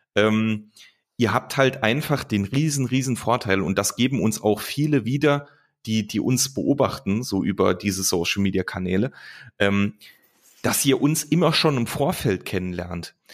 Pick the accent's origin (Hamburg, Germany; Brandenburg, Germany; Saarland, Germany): Saarland, Germany; Lukas und ich, wir kommen, äh, kommen aus dem Saarland